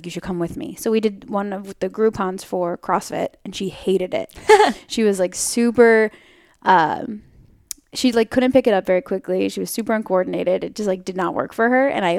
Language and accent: English; New York, United States; now in San Francisco, United States; So I actually am from New York. So I grew up on the East Coast